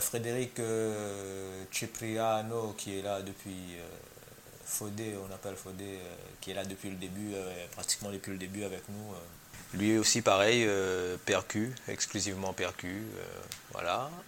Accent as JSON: {"language": "French", "town": "Saint-Pierre", "country": "Réunion", "tie": "born or raised there", "said": "Donc j'ai grandi un peu dans cette ambiance-là, euh, à Terre Sainte."}